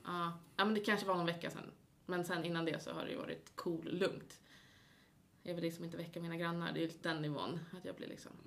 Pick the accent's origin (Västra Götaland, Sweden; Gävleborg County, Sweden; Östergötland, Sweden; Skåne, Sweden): Gävleborg County, Sweden; Gävle; now in Uppsala, Sweden; jag är ju från Gävle.